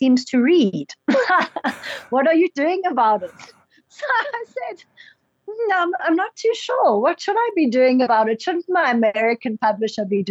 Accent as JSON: {"language": "English", "country": "South Africa", "said": "as South African authors"}